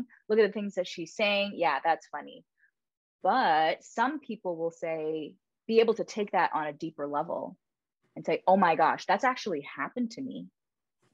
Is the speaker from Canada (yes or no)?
yes; Canada; moved away as an adult; now in United States; I'm Canadian